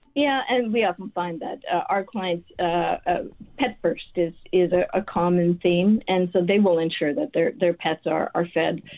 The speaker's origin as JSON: {"language": "English", "town": "Winnipeg", "region": "Manitoba", "country": "Canada", "tie": "born or raised there", "moved": "as an adult", "said": "I was raised in St. James. Uh, I went to high school there, did my undergrad at University of Manitoba"}